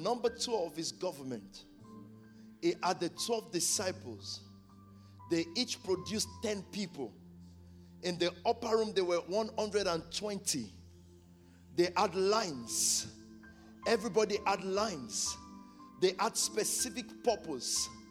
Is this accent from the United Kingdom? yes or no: no; Nigeria; moved away; When we were growing up in Nigeria